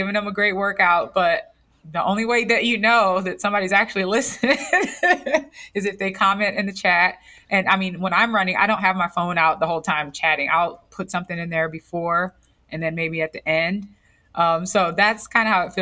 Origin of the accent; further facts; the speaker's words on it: Gary, Indiana, United States; I'm from Gary, Indiana